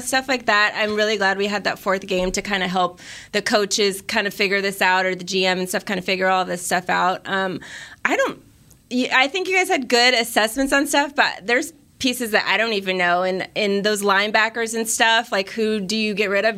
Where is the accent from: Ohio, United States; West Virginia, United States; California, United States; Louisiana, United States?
California, United States; I am a Cali girl. I'm from California